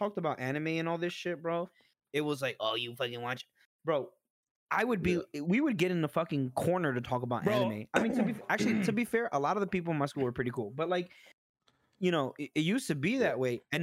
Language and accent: English; New York City, New York, United States; Growing up in New York City in the Bronx